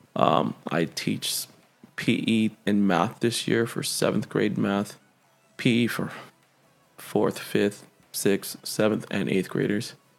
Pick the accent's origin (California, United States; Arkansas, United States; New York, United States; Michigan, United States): California, United States; Central Valley; moved away; I am from the Central Valley